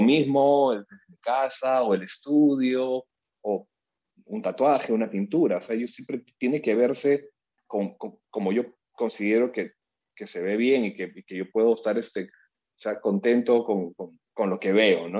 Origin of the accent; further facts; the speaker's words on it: Peru; Yo soy eh, un peruano